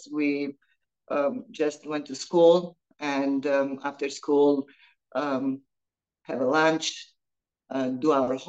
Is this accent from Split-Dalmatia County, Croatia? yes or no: yes; Split, Split-Dalmatia County, Croatia; moved away as an adult; now in United States; growing up in Split was amazing time